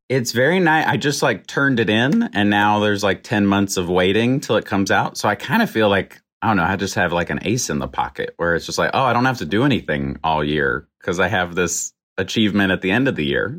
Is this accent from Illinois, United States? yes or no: no; Roanoke, Virginia, United States; Roanoke, Virginia